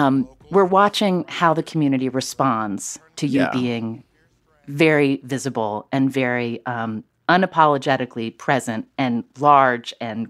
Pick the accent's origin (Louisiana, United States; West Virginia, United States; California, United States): West Virginia, United States; Charleston; I grew up in Charleston, West Virginia.